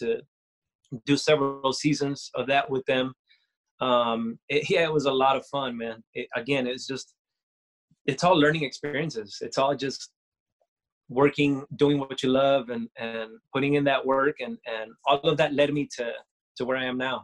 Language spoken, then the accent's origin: English; Costa Rica; I'm from Costa Rica, born in Costa Rica